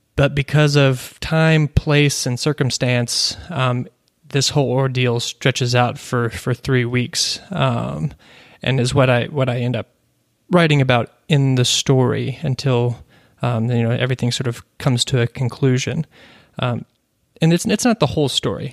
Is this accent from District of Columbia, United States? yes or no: no; Kentucky, United States; growing, growing up in Kentucky